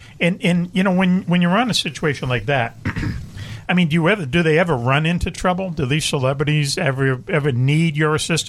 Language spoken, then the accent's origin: English; Boston, Massachusetts, United States; I'm from Boston.